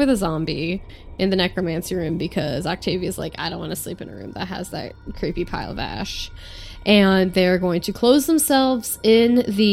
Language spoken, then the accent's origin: English; United States; I'm an American